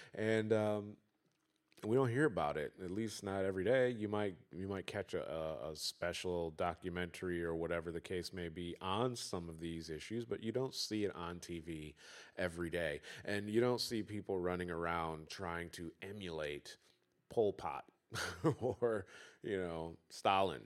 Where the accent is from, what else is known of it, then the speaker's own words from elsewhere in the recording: Detroit, Michigan, United States; I'm from Detroit